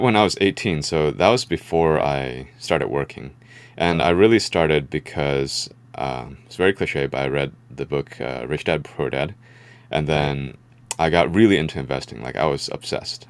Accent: San Francisco Bay Area, California, United States; I was born here in the Bay Area, uh, San Francisco Bay Area. Um, so I would say that we had a pretty middle class lifestyle. Um, you know, growing up

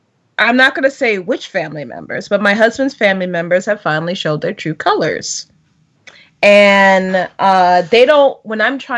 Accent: Bradbury Heights, Maryland, United States; moved away as an adult; also born or lived in Washington, D.C.; now in Canada; Born in Washington, D.C., raised in Maryland.

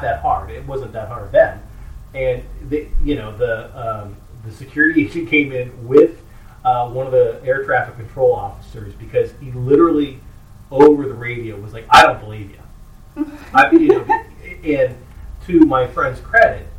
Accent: Columbus, Ohio, United States; I grew up in Columbus

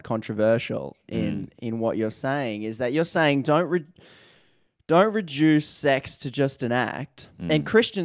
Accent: Australia; we're Australian

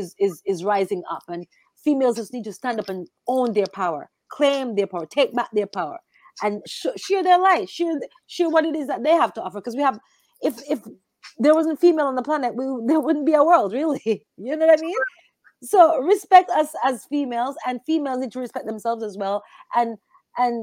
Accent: Jamaica; growing up in Jamaica

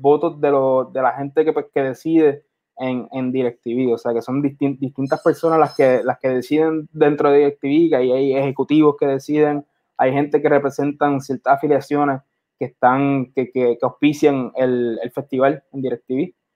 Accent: San Juan, Puerto Rico; also born or lived in Carolina, Puerto Rico; me considero más de Santurce que de cualquier otro lado

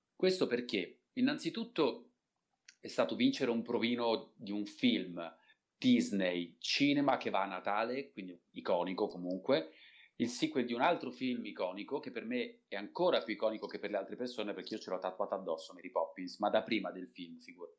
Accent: Turin, Piedmont, Italy; io sono di Torino di nascita

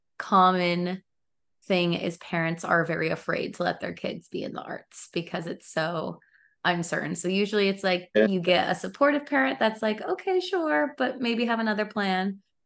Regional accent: Kansas, United States; moved away; I grew up in Kansas

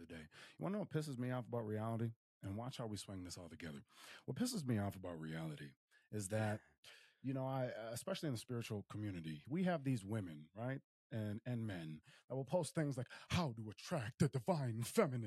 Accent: Willmar, Minnesota, United States; moved away; Wilmer, Minnesota, in my hometown.

